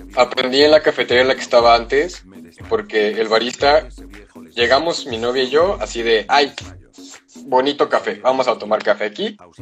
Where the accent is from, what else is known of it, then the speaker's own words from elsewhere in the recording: San Luis Potosí, Mexico; yo estudio ya en San Luis desde los cinco años, seis años